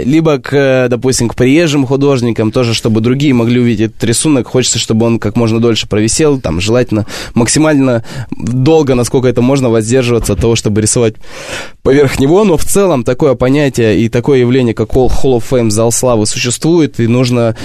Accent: Barnaul, Altai Krai, Russia; Я из Сибири

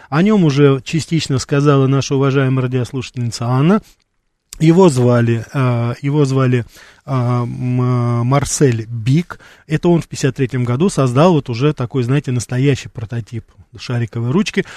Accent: Russia; moved away as an adult; я из России

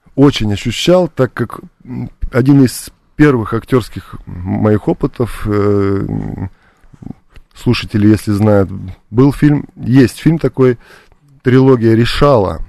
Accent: Buryatia, Russia; also born or lived in Georgia; я вырос э, в России, локально в Бурятии, моя малая родина

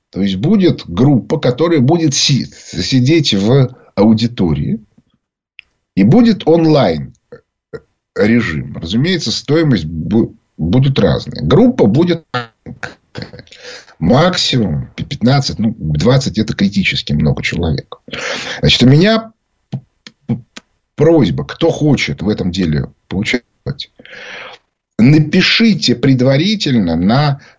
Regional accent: Moscow, Russia; Я говорю, я из Москвы, из России.

